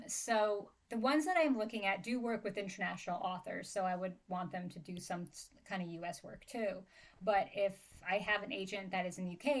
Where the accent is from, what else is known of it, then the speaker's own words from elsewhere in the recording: New Jersey, United States; I'm from Jersey and I was born and raised in Jersey